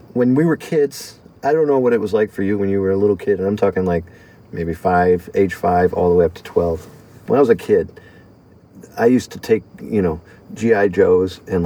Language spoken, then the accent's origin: English; United States; an American